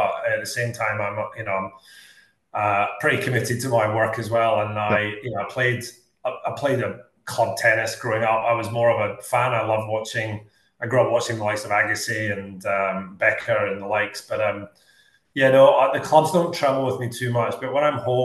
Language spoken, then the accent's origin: English; Scotland, United Kingdom; now in Australia; growing up in Scotland